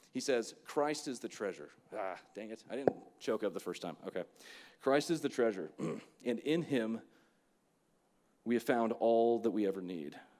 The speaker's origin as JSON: {"language": "English", "region": "Florida", "country": "United States", "said": "I'm from Florida"}